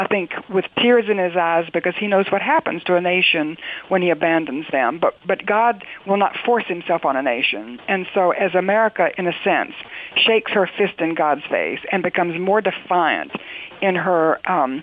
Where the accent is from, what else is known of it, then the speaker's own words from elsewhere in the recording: North Carolina, United States; I'm from North Carolina